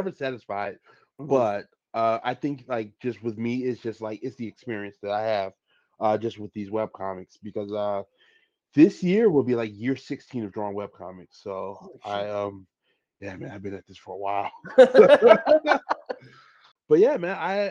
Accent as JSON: {"language": "English", "town": "Chicago", "region": "Illinois", "country": "United States", "tie": "born or raised there", "said": "I'm fresh from Chicago, born and raised"}